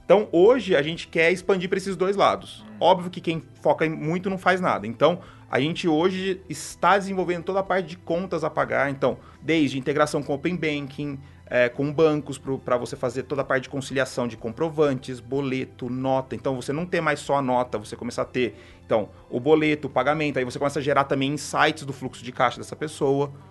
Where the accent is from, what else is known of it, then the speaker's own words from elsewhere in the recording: São Carlos, São Paulo, Brazil; A gente é de São Carlos. É, aí eu fui, fiz, fiz é, engenharia